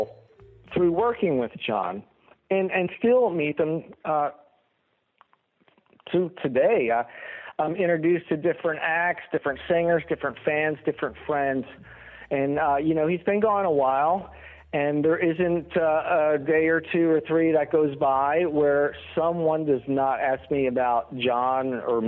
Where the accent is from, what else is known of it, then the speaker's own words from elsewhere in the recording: right outside of Atlantic City, New Jersey, United States; moved away as an adult; now in Nashville, United States; I grew up on the East Coast, right outside of Atlantic City. And in 1987, I decided to make the move down south to Nashville